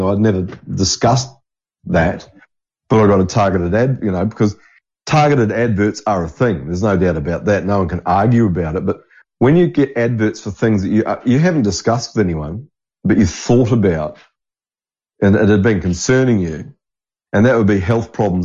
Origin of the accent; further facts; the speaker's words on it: New Zealand; moved away; growing up in New Zealand